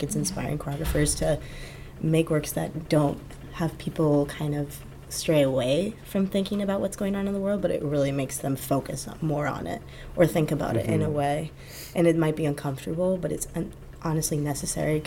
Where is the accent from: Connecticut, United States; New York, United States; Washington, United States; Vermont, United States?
Washington, United States; I'm from Washington State